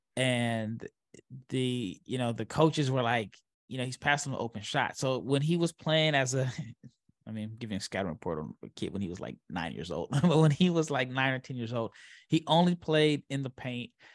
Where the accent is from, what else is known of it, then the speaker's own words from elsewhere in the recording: Omaha, Nebraska, United States; I'm from Omaha, Nebraska. I was born and raised.